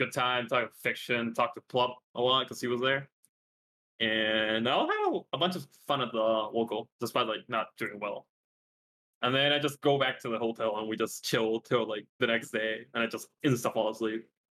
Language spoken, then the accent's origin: English; Coquimbo, Chile; now in Santiago, Chile; And then I just go back to my city because I'm not from Santiago, which is like where the international airport is.